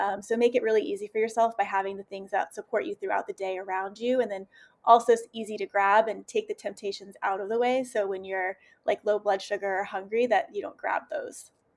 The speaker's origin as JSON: {"language": "English", "region": "the South", "country": "United States", "said": "I'm from the South also"}